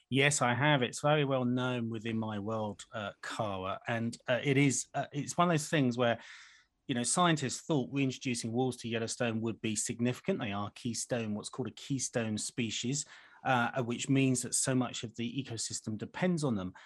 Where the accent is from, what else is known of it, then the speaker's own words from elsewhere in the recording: United Kingdom; as a Brit